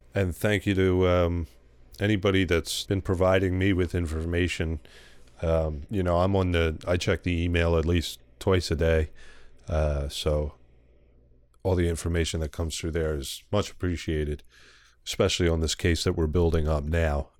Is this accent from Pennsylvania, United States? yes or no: yes; Philadelphia, Pennsylvania, United States; accent: strong Philly; how strong my Philly accent is